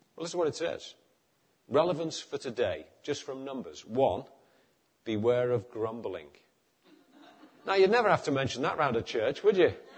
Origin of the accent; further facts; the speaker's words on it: Liverpool, North West England, United Kingdom; moved away; also born or lived in East London; I come from Liverpool